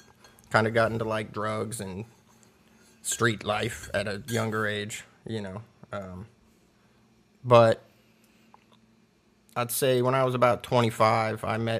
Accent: Clearwater, Florida, United States; also born or lived in Miami; now in Knoxville, United States; No, I was born in Miami, grew up in Clearwater, Tampa area. I moved to Knoxville, Tennessee, probably about 8 years ago.

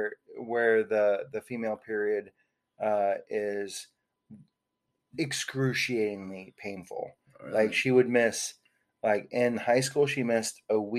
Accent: Houston, Texas, United States; moved away as an adult; also born or lived in Anchorage, Alaska / Seattle, Washington / Toronto, Canada; now in Dallas, United States; two years old, move into the house I grew up in Houston, on the west side of town

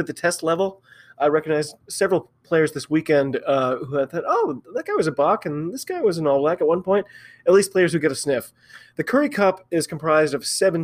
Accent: United States; I'm an American rugby fan

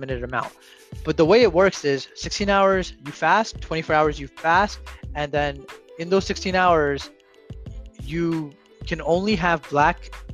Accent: India; I'm Indian, so it's done in Jainism.

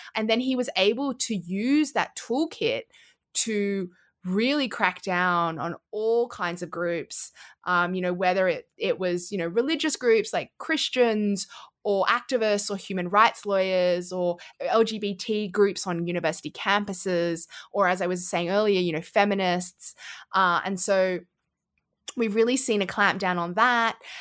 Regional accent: Australia; accent: Australian; I am Australian of Chinese heritage

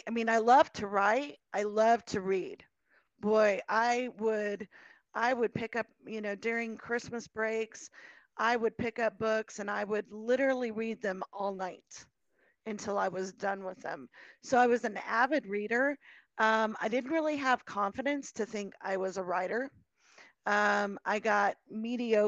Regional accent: Colorado, United States; I was born and raised in Colorado.

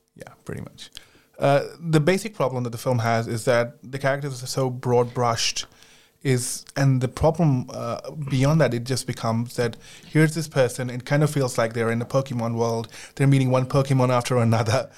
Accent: India; moved away; I grew up in India

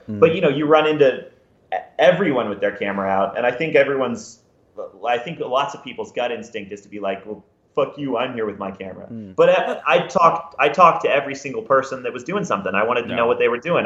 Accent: Houston, Texas, United States; moved away; also born or lived in Oklahoma; I was born in Houston, and then I lived in Oklahoma for a few years

